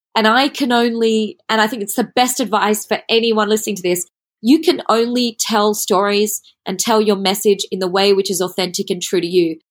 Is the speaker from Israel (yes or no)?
no; Australia; also born or lived in Switzerland; now in Singapore; I went to study there as a Australian, Asian person in the European environment